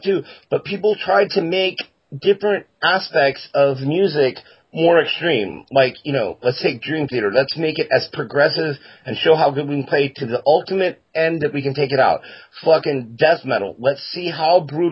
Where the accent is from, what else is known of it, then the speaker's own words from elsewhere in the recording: Florida, United States; I'm from Florida, but the rest of my family's all from Virginia